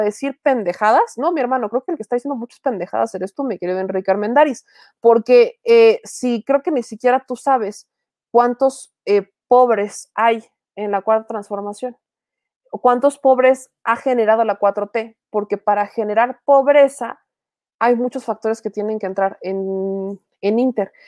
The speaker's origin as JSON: {"language": "Spanish", "region": "Puebla", "country": "Mexico", "said": "siendo poblana"}